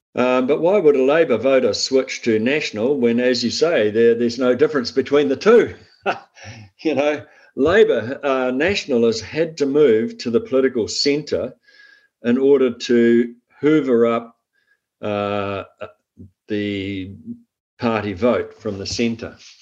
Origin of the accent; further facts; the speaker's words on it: Waikato, New Zealand; I'm from the Waikato. I grew up on uh, farmland in the Waikato